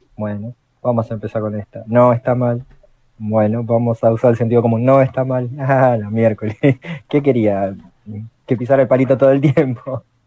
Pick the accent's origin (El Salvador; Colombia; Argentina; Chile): Argentina; soy de Argentina, tengo 34 años